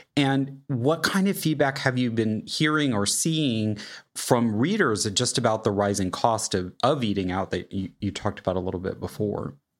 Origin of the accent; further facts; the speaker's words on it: Kansas City, United States; I grew up in Kansas City